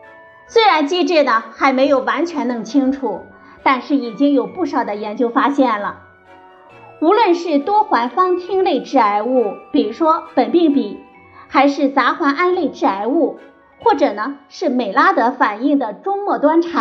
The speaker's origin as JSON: {"language": "Chinese", "country": "China", "said": "我们中国人常用的炒肉、炖肉的方式。"}